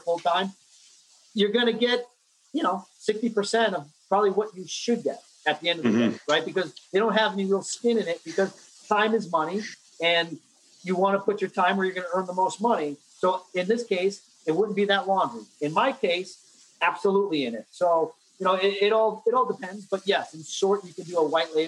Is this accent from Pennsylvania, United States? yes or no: no; New Jersey, United States; also born or lived in New York City; I grew up in New Jersey